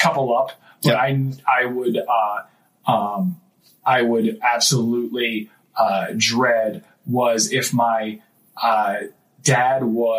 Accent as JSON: {"language": "English", "area": "Cape May Court House", "region": "New Jersey", "country": "United States", "tie": "born or raised there", "also_born_or_lived": "Western Pennsylvania", "said": "we lived with my grandparents for the first 3.5 years of my life. Mm-hmm. Even though I was born in Jersey, we moved back to Western PA until I was 4. And then we moved to, the Villas, and then, Wildwood, and then Kingman Courthouse."}